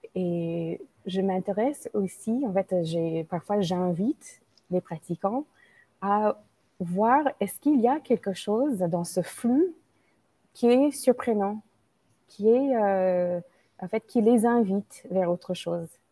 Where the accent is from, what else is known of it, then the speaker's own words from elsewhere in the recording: United States; French is a second language; moved away as an adult; now in France; je suis une Américaine d'origine indienne qui vit en France depuis 20 ans